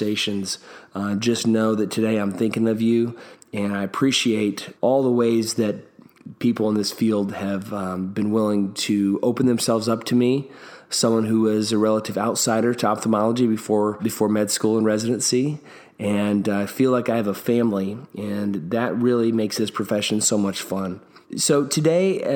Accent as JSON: {"language": "English", "region": "Kentucky", "country": "United States", "said": "my home state of Kentucky"}